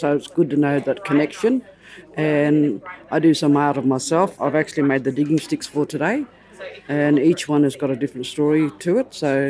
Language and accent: English; Murchison, Western Australia, Australia; moved away; I was raised around this area too, living on the station with my family